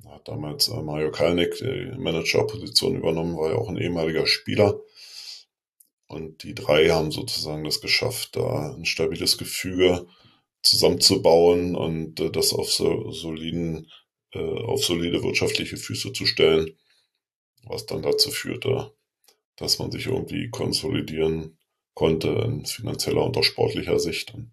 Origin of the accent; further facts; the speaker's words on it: Berlin, Germany; Äh, ich persönlich habe ja hier in meiner Heimatstadt einen Verein, der vorgemacht hat, wie es geht, Union Berlin.